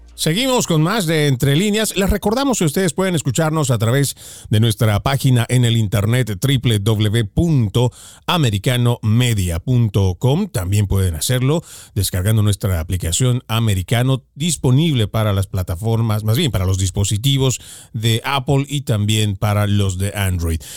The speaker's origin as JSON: {"language": "Spanish", "country": "Bolivia", "moved": "yes", "lives_now": "United States", "said": "yo soy de Bolivia, muy orgulloso de haber nacido allá"}